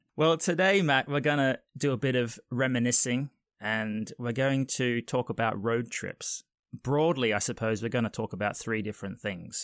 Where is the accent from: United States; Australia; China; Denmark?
Australia; moved away; I'm originally from Australia